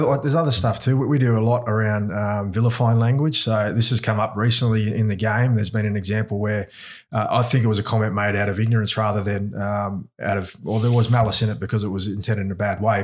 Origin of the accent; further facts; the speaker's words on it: Australia; accent: Aussie; also born or lived in New Zealand; I've grown up mostly in Australia. I was, I was here when I was four, so, um, a, and you can tell by my accent, I, I've got an Aussie accent